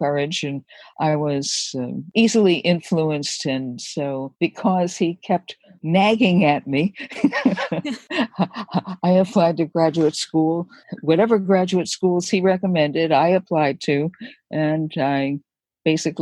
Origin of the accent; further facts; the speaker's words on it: New Jersey, United States; also born or lived in Brooklyn, New York; I was born in Brooklyn, New York. When I was very young, my parents moved out to New Jersey.